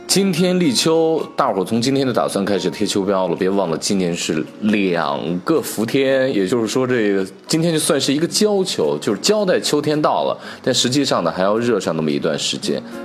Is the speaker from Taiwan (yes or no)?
no; China; 我们中国人